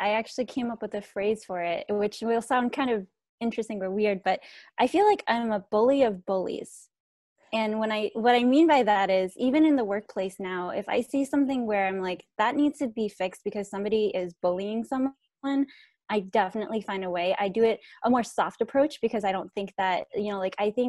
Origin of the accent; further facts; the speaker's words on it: Thailand; born there; So I'm a Hmong American refugee. I was born in Thailand, but I'm not Thai. So we are a stateless nation of people.